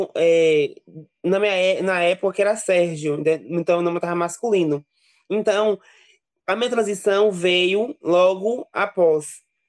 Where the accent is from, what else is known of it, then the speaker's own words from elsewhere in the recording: Serrinha, Bahia, Brazil; na cidade onde eu nasci, em Serrinha